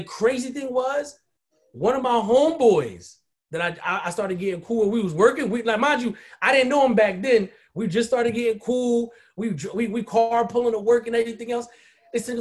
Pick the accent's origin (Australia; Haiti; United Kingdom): Haiti; I'm West Indian. I'm Haitian.